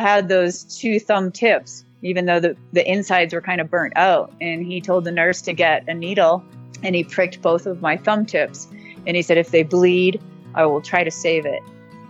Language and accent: English; Belmont, Massachusetts, United States; moved away as an adult; also born or lived in New Orleans, United States; now in Estes Park, United States; I came from Massachusetts, right outside of Cambridge, Mass, in a small town called Belmont. And we were raised more on the ocean